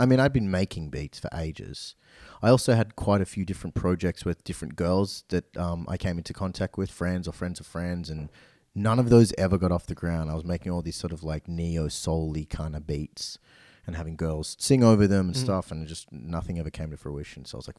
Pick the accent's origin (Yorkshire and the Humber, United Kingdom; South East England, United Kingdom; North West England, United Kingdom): North West England, United Kingdom; Manchester; I'm from Manchester.